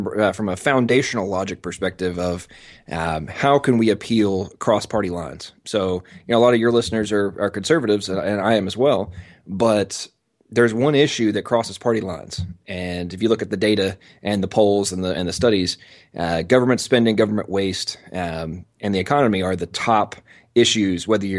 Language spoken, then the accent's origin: English; England, United Kingdom; I'm American, but I was born and raised in England. My father was a military contractor, and they moved over there about 10 days before I was born.